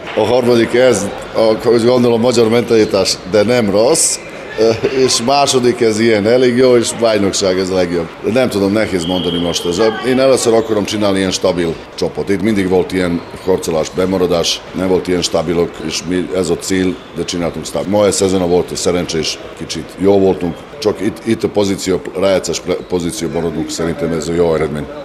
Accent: Subotica, Vojvodina, Serbia; Hungarian is a second language; now in Szeged, Hungary; Szeged ismerem, mint szabadkai vagyok

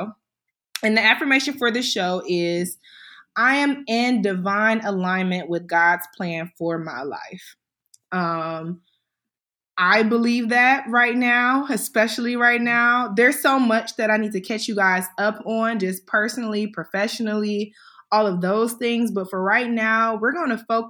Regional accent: Cleveland, Ohio, United States; moved away; we grew up in Cleveland together. We went to the infamous Euclid High

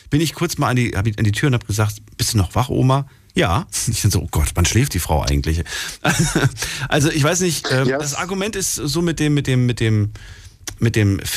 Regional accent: Münster, Germany; Nee, ich komme eigentlich aus der Gegend, aus Münster.

